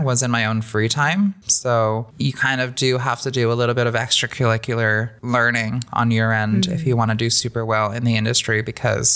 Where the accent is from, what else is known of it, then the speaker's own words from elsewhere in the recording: California, United States; moved away; growing up in California, you are exposed to a lot more people, cultures